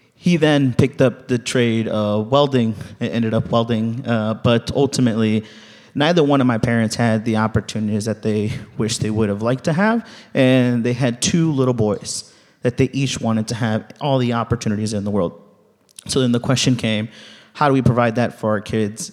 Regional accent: Ciudad Madero, Tamaulipas, Mexico; now in United States; I was born in Ciudad Madero, Tamaulipas, in Mexico

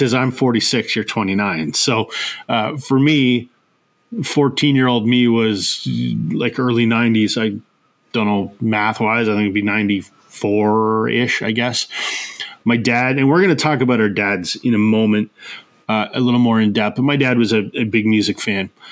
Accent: Canada; as a Canadian

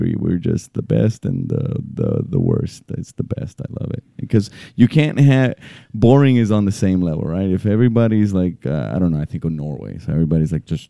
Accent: Cabo Rojo, Puerto Rico; English is a second language; also born or lived in San Juan, Puerto Rico; now in United States; Like, I moved back to Puerto Rico. I moved back to San Juan, and I'm originally from Cabo Rojo.

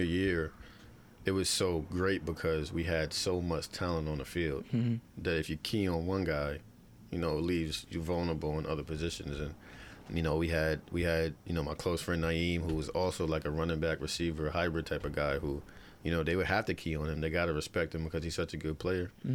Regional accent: Bellport, New York, United States; I grew up in Bellport

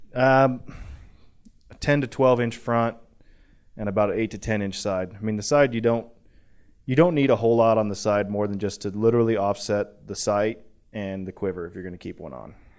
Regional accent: the West, United States; I'm from the West.

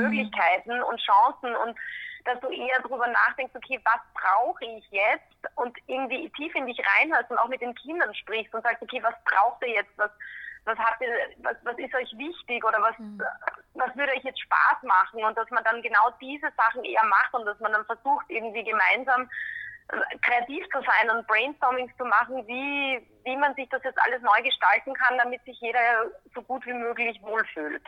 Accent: Graz, Styria, Austria; moved away as an adult; also born or lived in California / London; now in Vienna, Austria; ich bin ursprünglich aus Graz

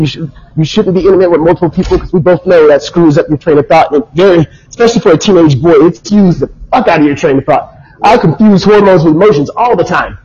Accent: United States; growing up as an American teenager

